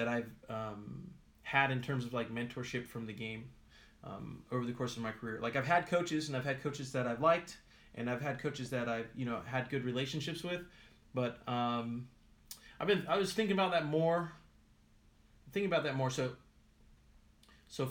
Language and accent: English; California, United States; I have my U.S. citizenship, obviously, because I was born in California